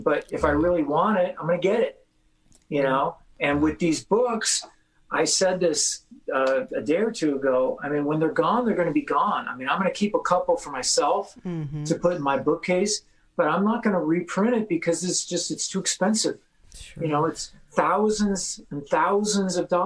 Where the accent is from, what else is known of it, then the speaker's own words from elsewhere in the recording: San Fernando Valley, California, United States; I came from the San Fernando Valley